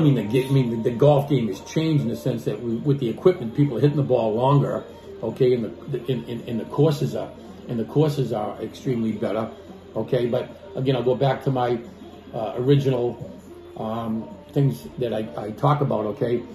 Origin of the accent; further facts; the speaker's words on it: Boston, Massachusetts, United States; I'm from Boston